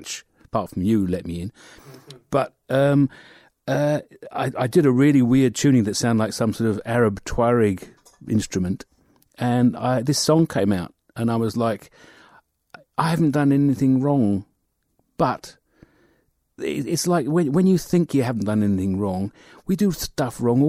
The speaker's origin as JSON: {"language": "English", "region": "London", "country": "United Kingdom", "moved": "as an adult", "lives_now": "Dunedin, New Zealand", "said": "London originally, but for the last 15 years I've been here in Dunedin"}